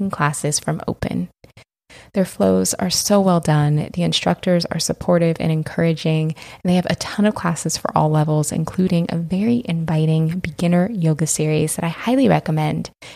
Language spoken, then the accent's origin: English; Washington, United States; moved away as an adult; I lived in Washington the first 30 years of my life